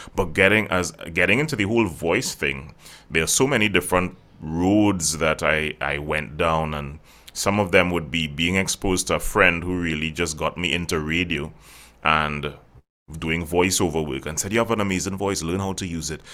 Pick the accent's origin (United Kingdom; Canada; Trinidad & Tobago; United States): Trinidad & Tobago; I actually born and bred right here in the Caribbean, so it's, it's pretty good. I, I've traveled, but I haven't stayed there. Uh, so yeah, I'm from Trinidad